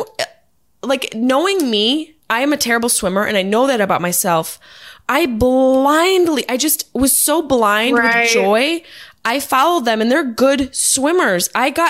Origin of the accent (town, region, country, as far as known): Syracuse, New York, United States; born or raised there; moved away